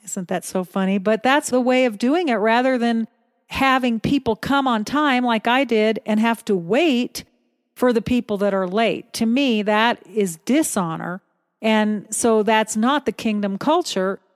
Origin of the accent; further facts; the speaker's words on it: United States; moved away as an adult; also born or lived in Philippines; as an American